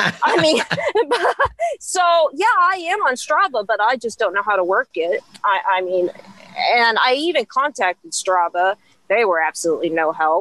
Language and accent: English; Topeka, Kansas, United States; I've always lived in the country, so I grew up on outside of Topeka